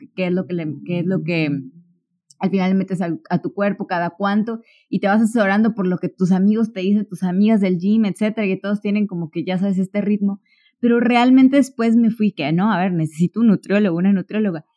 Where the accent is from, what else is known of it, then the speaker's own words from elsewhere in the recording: Córdoba, Veracruz, Mexico; yo soy de Córdoba, Veracruz